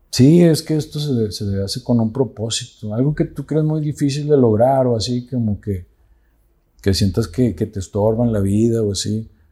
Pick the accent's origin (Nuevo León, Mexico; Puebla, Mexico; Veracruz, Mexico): Nuevo León, Mexico; Santa Catarina; Tengo 44 años aquí en Santa Catarina